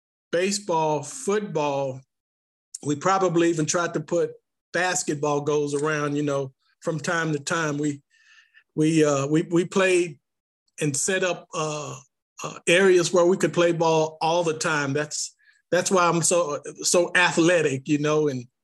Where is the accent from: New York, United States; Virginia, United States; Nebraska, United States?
Virginia, United States; Martinsville; Well, growing up in Martinsville was really exciting as a young child.